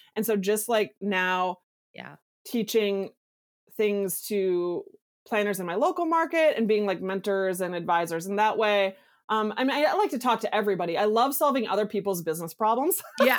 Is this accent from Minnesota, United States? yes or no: yes; Minneapolis, Minnesota, United States; I'm nobody from Minneapolis, Minnesota